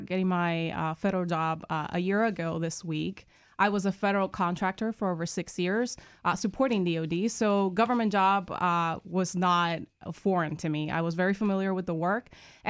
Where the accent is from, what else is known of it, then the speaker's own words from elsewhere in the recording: Puerto Rico; moved away; I'm originally from Puerto Rico.